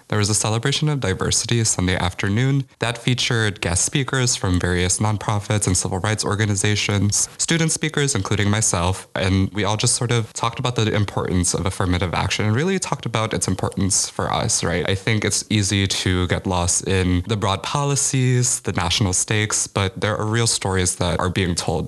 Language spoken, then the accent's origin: English; Chicago, Illinois, United States; moved away as an adult; now in New Haven, United States; I'm from Chicago